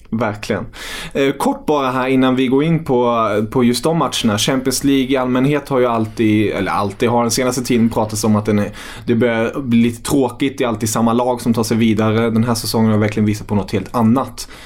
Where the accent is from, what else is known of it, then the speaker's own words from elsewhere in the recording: Kalmar, Kalmar County, Sweden; moved away as an adult; now in Stockholm, Sweden; jag är uppvuxen i, i Kalmar